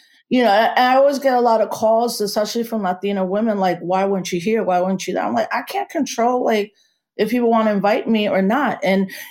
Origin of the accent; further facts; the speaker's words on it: New York City, New York, United States; I grew up in the Bronx where it's Caribbean